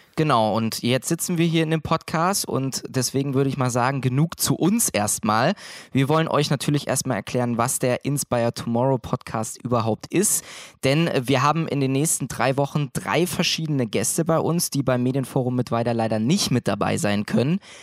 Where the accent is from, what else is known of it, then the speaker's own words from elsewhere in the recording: Thuringia, Germany; moved away as an adult; now in Mittweida, Germany; komme ursprünglich aus einer Kleinstadt in Thüringen